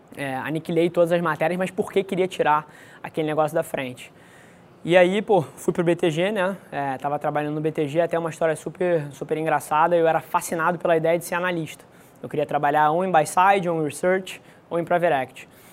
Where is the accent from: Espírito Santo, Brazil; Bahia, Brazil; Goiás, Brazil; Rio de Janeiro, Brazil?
Rio de Janeiro, Brazil; Nasci aqui no Rio de Janeiro, é, filho de mãe solteira, criado na casa dos meus avós